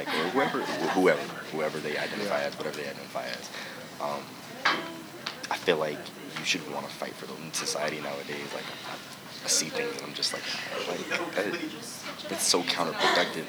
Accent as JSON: {"language": "English", "town": "Alexandria", "region": "Virginia", "country": "United States", "also_born_or_lived": "Penn State University, Pennsylvania", "moved": "as an adult", "said": "I'm originally from Alexandria, Virginia"}